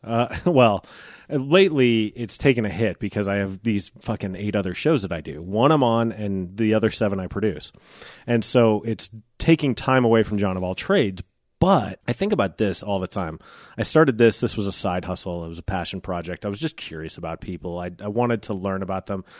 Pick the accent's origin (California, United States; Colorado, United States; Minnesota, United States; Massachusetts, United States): Colorado, United States; Genesee; I grew up here, so, like, I grew up in Genesee